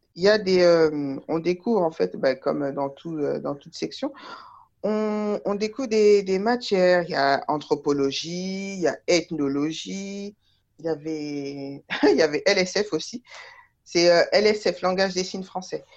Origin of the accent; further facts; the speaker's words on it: Taverny, Île-de-France, France; je me suis euh, contentée du, bac euh, littéraire à côté de chez moi, à Taverny